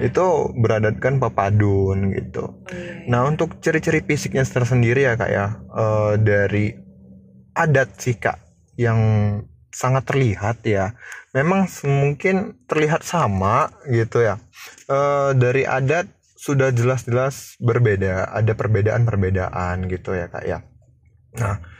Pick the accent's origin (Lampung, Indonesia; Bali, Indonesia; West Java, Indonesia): Lampung, Indonesia; gue mahasiswa Lampung dan gue asli Putra Lampung